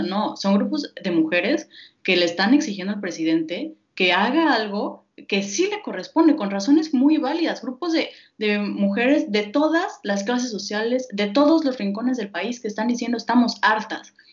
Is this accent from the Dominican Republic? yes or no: no; Mexico; nosotros como mexicanos